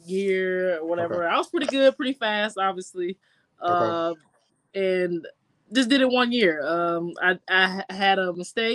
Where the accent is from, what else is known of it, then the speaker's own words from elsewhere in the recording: Indianapolis, Indiana, United States; also born or lived in Mississippi; I'm from Indianapolis, Indiana. I mean, but I was born in Mississippi.